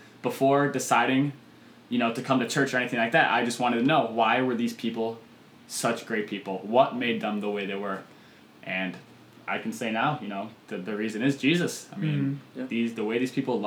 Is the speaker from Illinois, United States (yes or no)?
yes; Chicago suburbs, Illinois, United States; moved away as an adult; now in Normal, United States; I'm from the Chicago suburbs